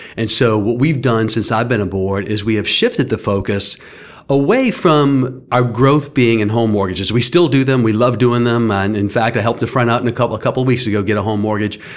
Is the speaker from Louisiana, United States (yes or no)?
yes; St. Bernard Parish, Louisiana, United States; moved away as an adult; now in Lafayette, United States; I grew up in Saint Bernard Parish